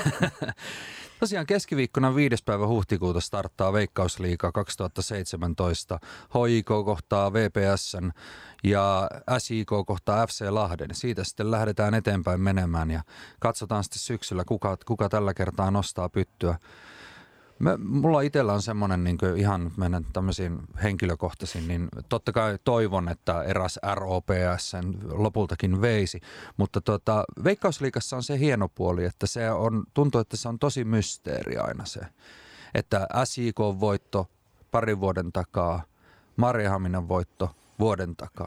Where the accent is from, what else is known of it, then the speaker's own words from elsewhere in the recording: Rovaniemi, Lapland, Finland; kotikaupunkini ylpeys Robson